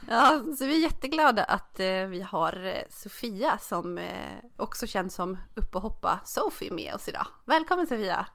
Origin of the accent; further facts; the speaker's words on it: Dalarna County, Sweden; Jag kommer från Dalarna